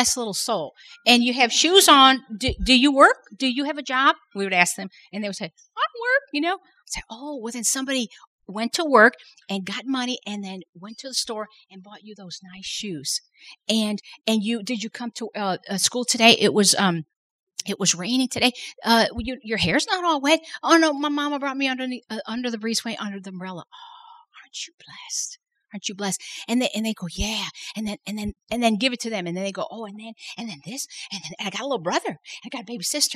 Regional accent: Chicago, Illinois, United States; now in South Louisiana, United States; I didn't grow up in South Louisiana. I grew up in Chicago

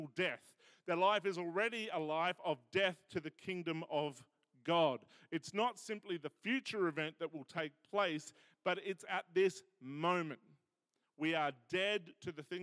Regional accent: Australia

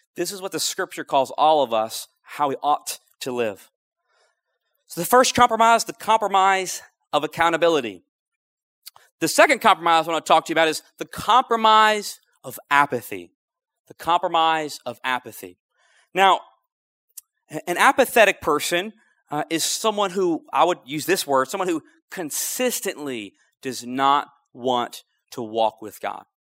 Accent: North Louisiana, United States; moved away as an adult; also born or lived in Lafayette, Louisiana; I'm originally from North Louisiana where you don't eat crawfish.

